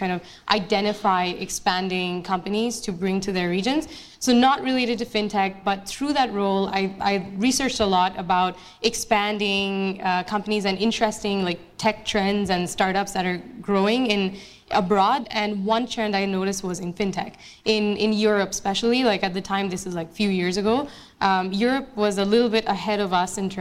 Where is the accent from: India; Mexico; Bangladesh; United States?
Bangladesh; Dhaka, Dhaka Division; moved away as an adult; also born or lived in Montreal, Canada; now in Canada; I was actually born and raised in Bangladesh, so that's where I grew up pretty much all of my childhood and teenage years. I moved to Montreal